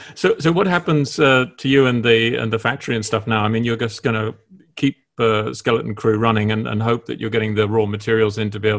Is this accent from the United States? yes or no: no; United Kingdom; moved away; I'm still a Brit and I think like a Brit